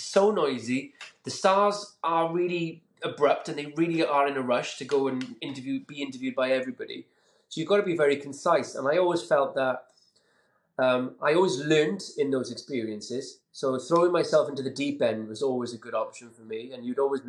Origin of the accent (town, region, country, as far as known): Caerphilly, Wales, United Kingdom